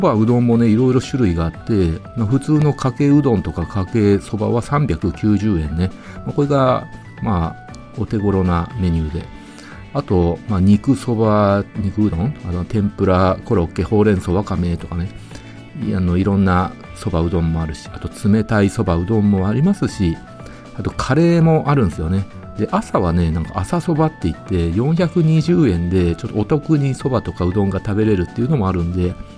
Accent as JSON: {"language": "Japanese", "town": "Nagoya", "region": "Aichi", "country": "Japan", "said": "私、名古屋人"}